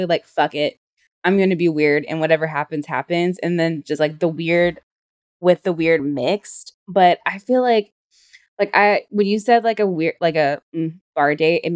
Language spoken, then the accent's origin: English; the South, United States; we're from the South